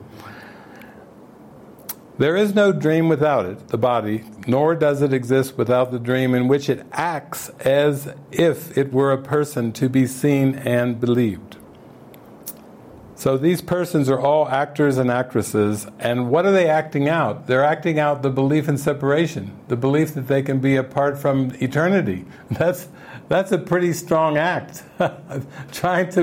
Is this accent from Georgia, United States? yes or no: no; Cincinnati, Ohio, United States; I grew up in Cincinnati, Ohio, and I went to high school at Deer Park High School, and then I went to University of Cincinnati.